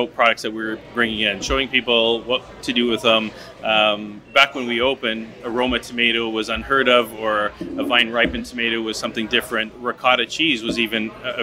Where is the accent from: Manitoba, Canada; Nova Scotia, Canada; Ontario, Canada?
Manitoba, Canada; Winnipeg; born or raised there